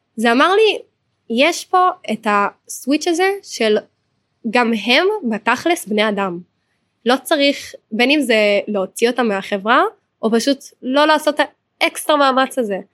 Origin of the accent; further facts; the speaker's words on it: Hod HaSharon, Central District, Israel; אני מהוד השרון